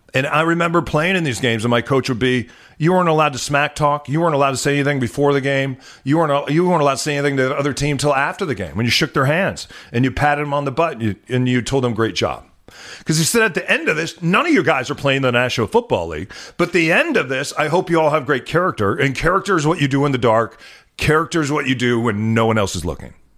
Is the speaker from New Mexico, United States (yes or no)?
yes; New Mexico, United States; also born or lived in Chicago, Illinois; now in Seattle, United States; when we were growing up in New Mexico